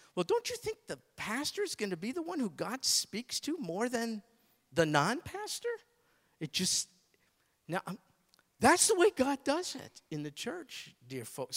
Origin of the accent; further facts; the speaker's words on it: United States; I'm an American.